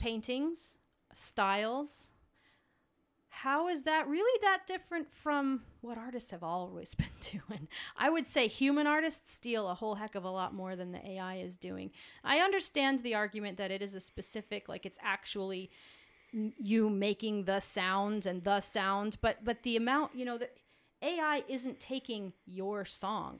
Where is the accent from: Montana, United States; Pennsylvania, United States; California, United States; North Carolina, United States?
Montana, United States; south of Helena; I grew up in Montana.